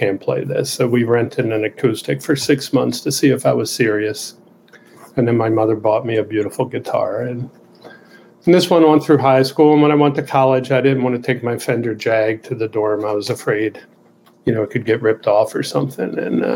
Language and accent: English; Baltimore, Maryland, United States; where I grew up in Southeast Baltimore in a factory district